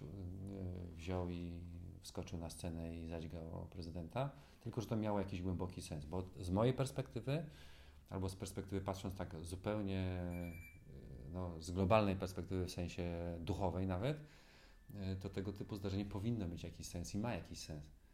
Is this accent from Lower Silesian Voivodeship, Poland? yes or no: no; Gdańsk, Pomeranian Voivodeship, Poland; born or raised there